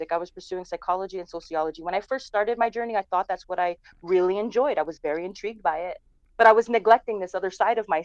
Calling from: Edmonton, Alberta, Canada; I'm calling in from the home base here in Edmonton, Alberta.

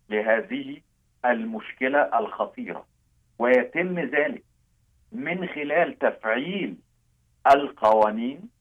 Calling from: Amman, Amman Governorate, Jordan; أنا أتحدث إليكم من عمان الأردن

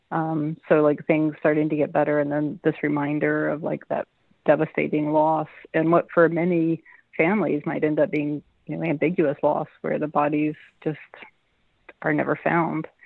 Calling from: Madison, Wisconsin, United States; I'm in Madison, Wisconsin.

